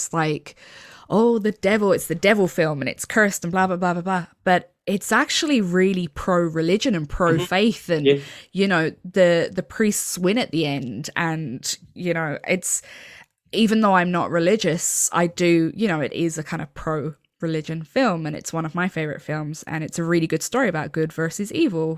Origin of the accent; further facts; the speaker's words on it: Ireland; I'm from Ireland, and obviously Ireland's still a very Catholic country